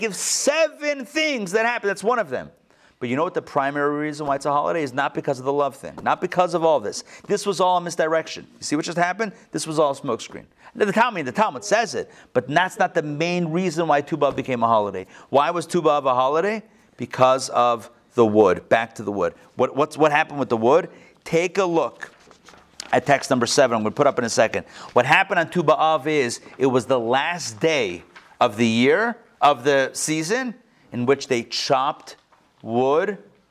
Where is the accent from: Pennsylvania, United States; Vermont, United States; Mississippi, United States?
Pennsylvania, United States; Pittsburgh; moved away; also born or lived in London / Morristown / Miami; Growing up in Pittsburgh in yeshiva, in an all-boys yeshiva